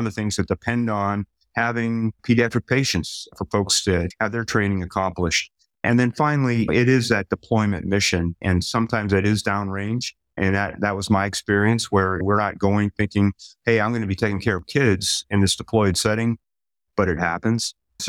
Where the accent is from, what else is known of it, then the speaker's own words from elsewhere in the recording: Pittsburgh, Pennsylvania, United States; I grew up in Pittsburgh, Pennsylvania, and family steelworkers on both sides of the family